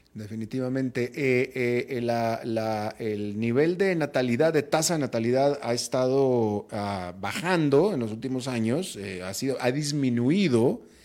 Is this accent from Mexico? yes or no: yes; northern Mexico, Mexico; moved away as an adult; now in United States; a mí como mexicano, yo llegué a vivir a Estados Unidos, tú te acordarás, en 1997. Y mira que yo, siendo del norte de México